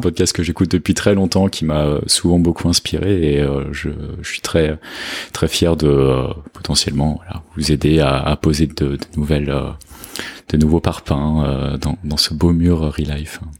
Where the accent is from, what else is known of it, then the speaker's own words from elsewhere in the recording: France; moved away as an adult; also born or lived in London / England; now in Lisbon, Portugal; je suis français, euh, j'ai 30 ans, euh, j'habite à Lisbonne